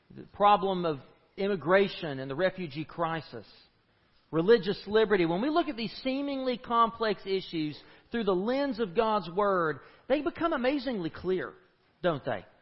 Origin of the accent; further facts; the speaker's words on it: East Tennessee, United States; moved away as an adult; also born or lived in Nashville, Tennessee / Fort Worth, Texas; I grew up in East Tennessee and in the mountains.